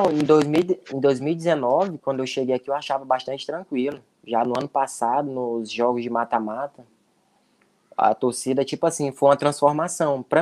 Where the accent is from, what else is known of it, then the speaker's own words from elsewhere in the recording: Brazil; Jogadores estrangeiros são bastante cobrados, né? Ainda mais nós que somos brasileiros, o foco é bastante em cima de nós.